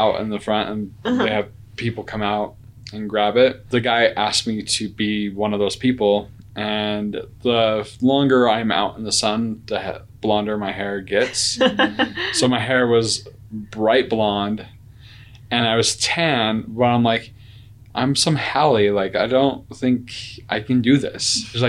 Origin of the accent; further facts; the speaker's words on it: Syracuse, Utah, United States; I grew up in Utah, Syracuse, Utah, and in kind of a farming community.